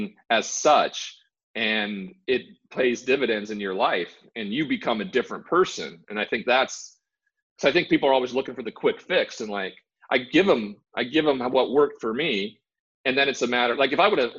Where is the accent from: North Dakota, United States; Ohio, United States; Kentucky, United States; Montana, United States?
Montana, United States; growing up in Montana around the cowboy culture